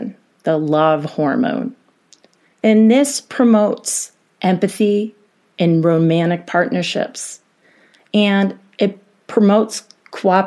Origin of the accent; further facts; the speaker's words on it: New York, United States; now in Colorado, United States; being from New York